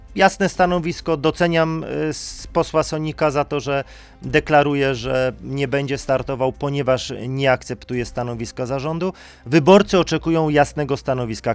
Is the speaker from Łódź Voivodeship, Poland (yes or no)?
no; Silesian Voivodeship, Poland; Jestem ze Śląska